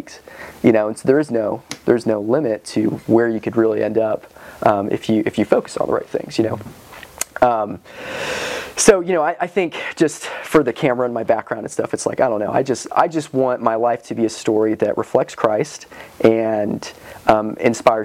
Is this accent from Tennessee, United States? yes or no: yes; Johnson City, Tennessee, United States; also born or lived in Scotland / Iowa / Wisconsin; I grew up in Johnson City. I was born in Scotland.